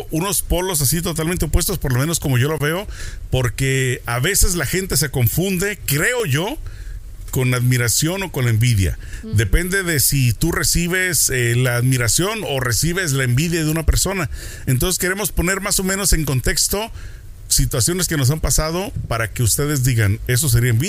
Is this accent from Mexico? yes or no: yes; Mexico; Como decimos en México